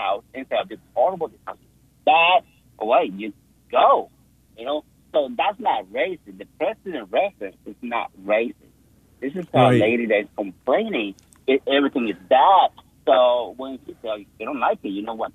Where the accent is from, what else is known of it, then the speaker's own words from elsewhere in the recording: Nicaragua; now in Greensboro, United States; I'm from Nicaragua